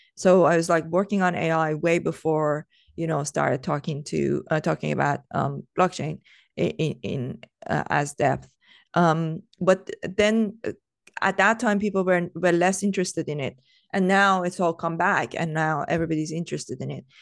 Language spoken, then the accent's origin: English; Iran; I come from Iran